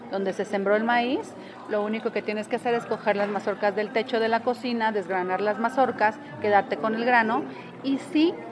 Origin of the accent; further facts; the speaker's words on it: Tlaxiaco, Oaxaca, Mexico; de Tlaxiaco, Oaxaca, la Mixteca Alta.